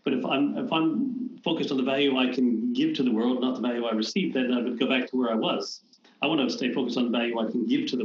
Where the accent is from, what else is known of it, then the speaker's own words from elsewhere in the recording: Canada; I'm Canadian